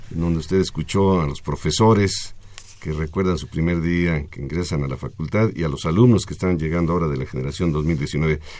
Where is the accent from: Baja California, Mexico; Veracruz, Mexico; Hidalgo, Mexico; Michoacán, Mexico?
Veracruz, Mexico; Xalapa; Yo vengo de Jalapa, Veracruz.